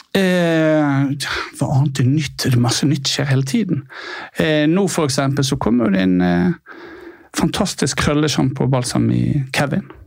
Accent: Bergen, Vestland, Norway; now in Oslo, Norway; Jeg er fra Bergen, som sagt.

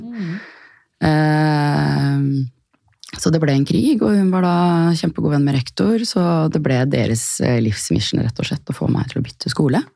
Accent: Asker, Akershus, Norway; also born or lived in Chile; lille, trygge Asker, eh, der jeg kommer fra mm. Eh, sønnen min er nå tredje generasjon på den barneskolen som han går på

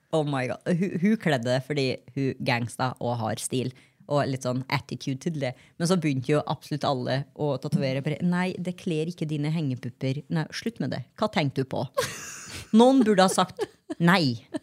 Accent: Grong, Trøndelag, Norway; moved away; Når jeg var hjemme i Grong

